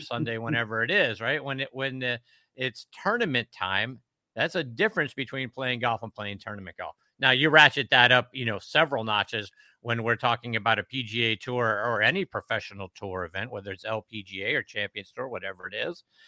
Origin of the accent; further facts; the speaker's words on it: Pittsburgh, Pennsylvania, United States; moved away; I'm originally from Pittsburgh, Oakmont, just down the road